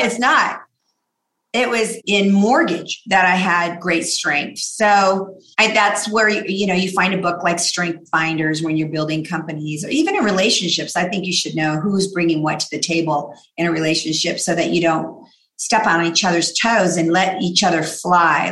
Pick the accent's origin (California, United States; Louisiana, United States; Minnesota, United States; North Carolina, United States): California, United States; La Mirada; also born or lived in Downey, California / South Gate, California; So I grew up in La Mirada